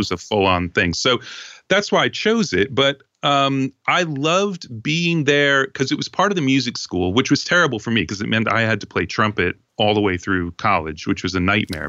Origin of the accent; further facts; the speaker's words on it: Long Island, New York, United States; I grew up on Long Island